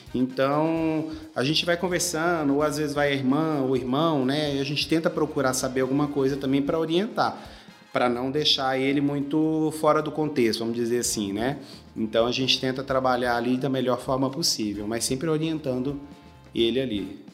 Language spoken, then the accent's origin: Portuguese; Goiânia, Goiás, Brazil; moved away as an adult; now in Brasília, Brazil; eu sou de Goiânia, né? Morava, morava em Goiânia e eu vim para Brasília há mais ou menos 12 anos